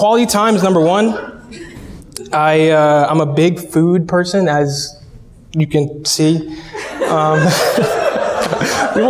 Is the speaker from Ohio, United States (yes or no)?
yes; Cleveland, Ohio, United States; moved away; I'm born and raised in Northeast Ohio. I'm from Cleveland